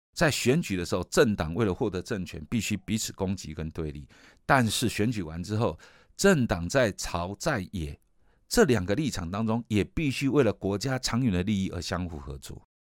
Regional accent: Taiwan; 我们作为一个台湾人

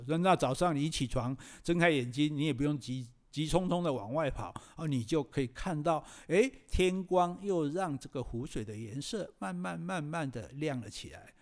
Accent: Taiwan; 我们台湾人

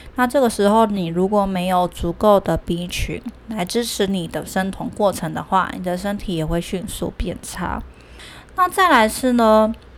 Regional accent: Taiwan; 我们台湾人真的太爱吃鸡蛋

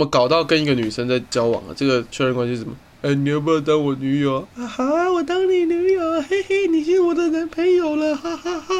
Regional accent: Indonesia; 我们印尼人都是通常在下午三点公园喝酒，

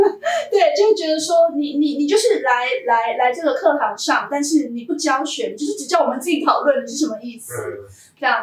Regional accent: Taiwan; also born or lived in Manchester, United Kingdom; 从台湾教育体系出来的，呃，一个学生

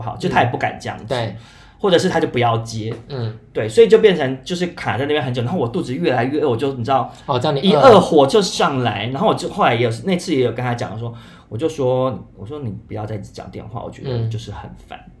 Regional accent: Taiwan; 我是台湾人

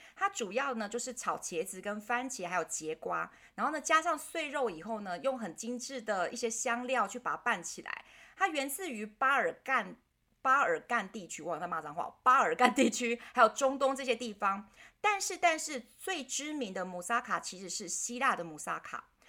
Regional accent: Taiwan; 我们台湾人

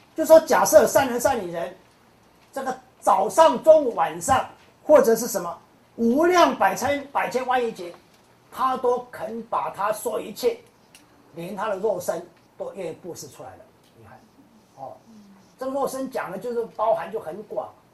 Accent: Kaohsiung, Taiwan; 高雄，高雄是我的故乡啊

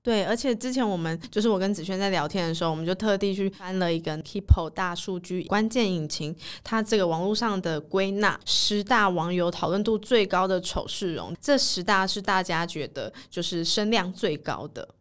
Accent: Taiwan; 自己身为台湾人

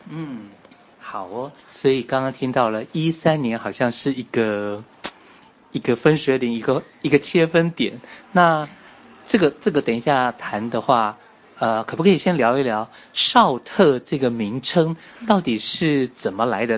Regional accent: Taiwan; 因为像我是台湾来的嘛

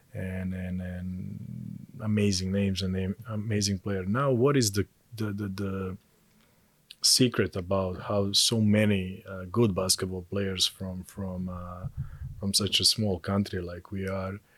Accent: Montenegro; moved away as an adult; also born or lived in Belgrade, Serbia; now in Taiwan; I'm originally from Montenegro and I I started to play basketball there when I was nine

